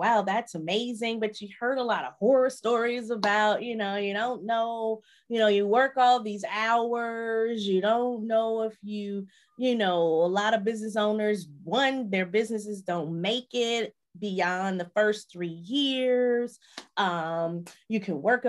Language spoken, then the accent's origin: English; Chicago, Illinois, United States; moved away as an adult; also born or lived in Nashville / Milwaukee, Wisconsin; I'm originally from Chicago